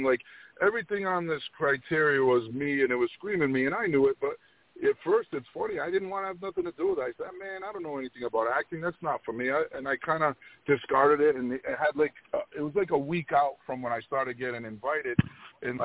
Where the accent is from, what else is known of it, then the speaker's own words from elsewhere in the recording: Rhode Island, United States; I grew up in between New York and Boston and Rhode Island, the smallest state